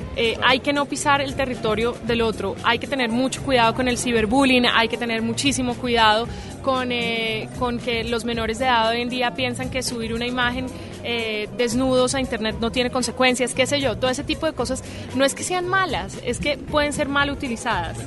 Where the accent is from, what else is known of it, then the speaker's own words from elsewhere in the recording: Colombia; en mi país, que vuelvo